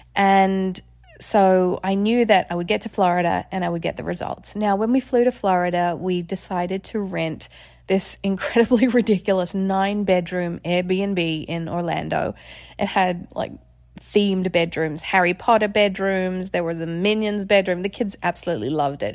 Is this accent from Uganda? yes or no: no; Australia; moved away; I grew up in Australia.